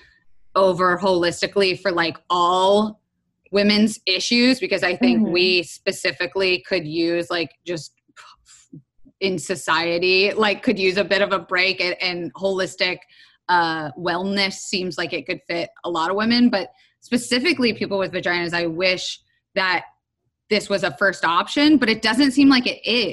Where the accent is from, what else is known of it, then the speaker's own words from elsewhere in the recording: Florida, United States; I am from Florida